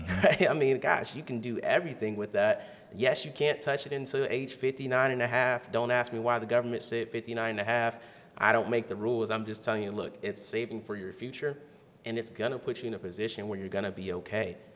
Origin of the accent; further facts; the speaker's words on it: Canton, Ohio, United States; also born or lived in Alabama; now in Columbus, United States; I grew up in Canton, Ohio. Uh, I was born in Alabama